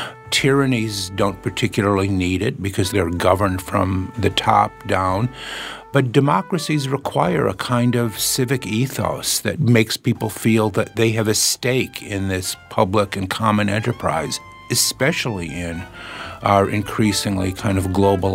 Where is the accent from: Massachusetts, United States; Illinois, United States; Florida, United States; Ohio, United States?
Illinois, United States; Chicago; And in a way, being a Chicagoan has many of the same problems, but many of the same joys and opportunities as being an American